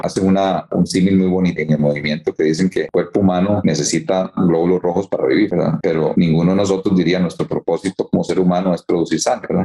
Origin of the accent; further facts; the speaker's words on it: San José, Costa Rica; yo nací en Costa Rica, en San José